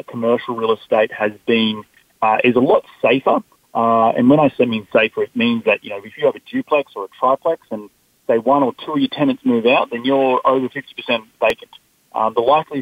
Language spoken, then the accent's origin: English; Australia; moved away as an adult; now in United States; I'm not originally from America. I'm from down under, and I moved to the United States about 7 years ago